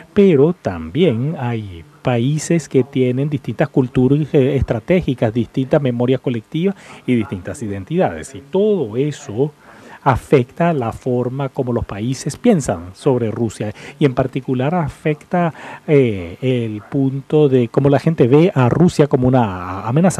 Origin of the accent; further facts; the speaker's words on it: United Kingdom; now in United States; soy británico y vivo en Estados Unidos